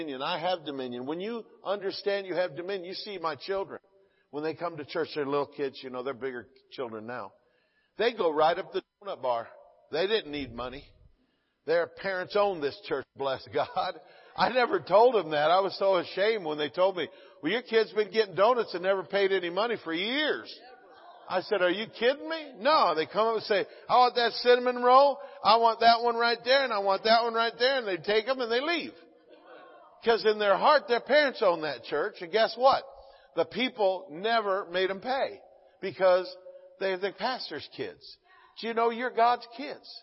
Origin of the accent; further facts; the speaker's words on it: the South, United States; now in California, United States; I'm from the South